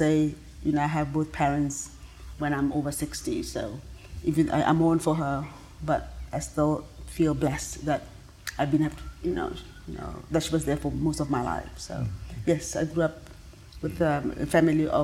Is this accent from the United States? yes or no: no; Mochudi, Kgatleng District, Botswana; I was born in Mochudi 1,000 years ago, and the village has changed a lot since I was a little girl.